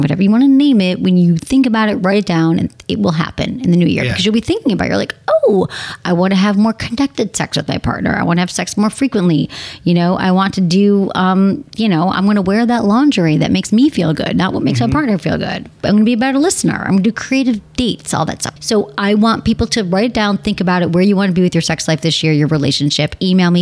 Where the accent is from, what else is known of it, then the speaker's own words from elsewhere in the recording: Detroit, Michigan, United States; moved away; Detroit, my hometown